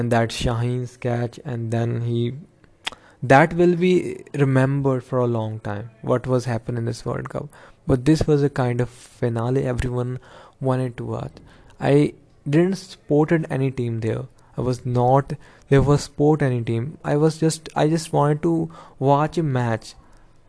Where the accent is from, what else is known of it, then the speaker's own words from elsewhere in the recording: India; I am from India